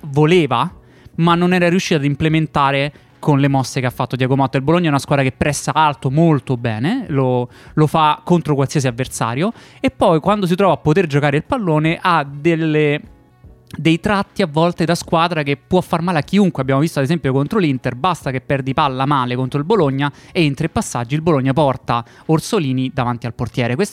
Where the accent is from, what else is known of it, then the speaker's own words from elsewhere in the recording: Netherlands; Italian is a second language; Essendo olandese non ho idea di come si